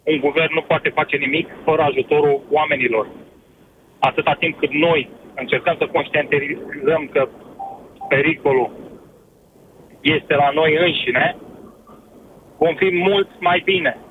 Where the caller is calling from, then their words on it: United Kingdom; Vă sunt din Marea Britanie.